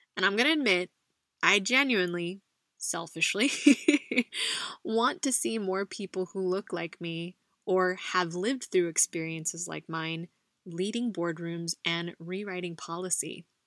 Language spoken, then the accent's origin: English; United States; now in Spain; a Filipino American woman living abroad in Spain